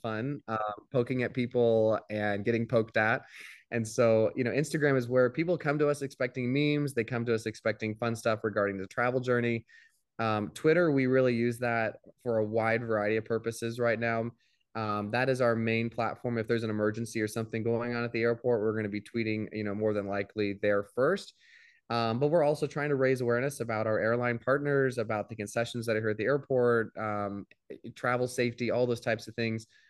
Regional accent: Midwest, United States; now in Tampa, United States; grew up in the Midwest

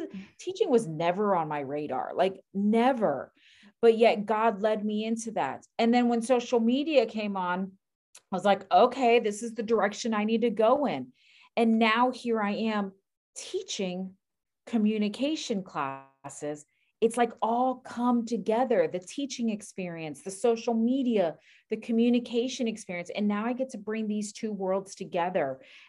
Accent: Miami, Florida, United States; because I'm from Miami and there are no godly men in Miami.

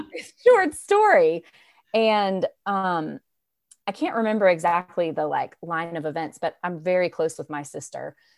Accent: Raleigh, North Carolina, United States; I am from Raleigh, North Carolina. I'm born and raised

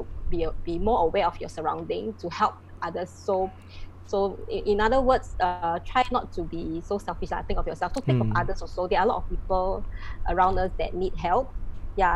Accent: Malaysia; moved away as an adult; also born or lived in Ipoh; now in Singapore; I'm from Malaysia. Right now, I'm already a Singapore citizen

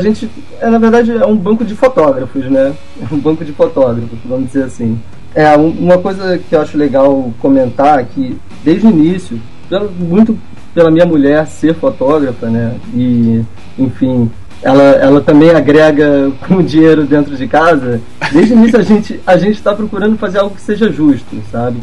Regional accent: Rio de Janeiro, Brazil; sou carioca

